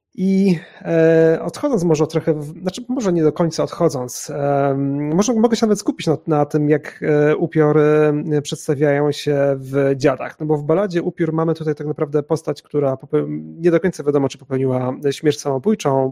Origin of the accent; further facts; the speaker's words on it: Chojnice, Pomeranian Voivodeship, Poland; now in Kraków, Poland; jestem także u siebie w mojej rodzinnej miejscowości w Chojnicach na Pomorzu